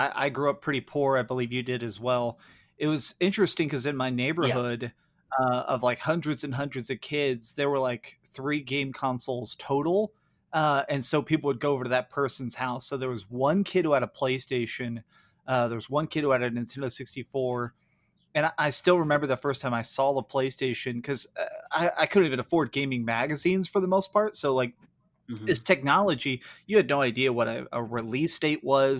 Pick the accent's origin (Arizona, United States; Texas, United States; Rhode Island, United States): Texas, United States; Dallas; I grew up here in Dallas, Texas